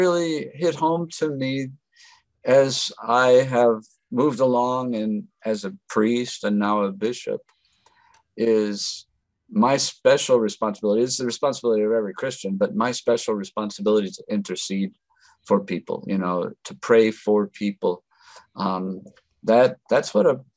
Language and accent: English; North Country, Wisconsin, United States; now in El Paso, United States; I grew up in the North Country in Wisconsin